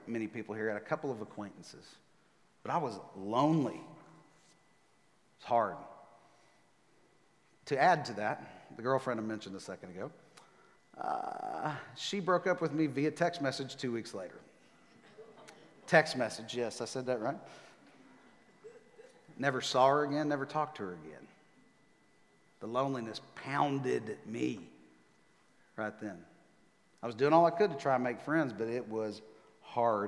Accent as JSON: {"language": "English", "region": "Texas", "country": "United States", "tie": "born or raised there", "moved": "as an adult", "lives_now": "Nashville, United States", "said": "I was born and raised in Texas. I'm a Texas guy."}